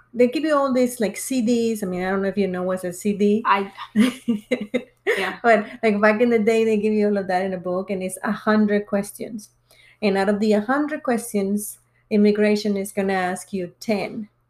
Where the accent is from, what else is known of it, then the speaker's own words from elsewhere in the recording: Reynosa, Tamaulipas, Mexico; moved away as an adult; also born or lived in Mission, Texas; now in North Carolina, United States; I was born and raised in Mexico in a small town called Reynosa.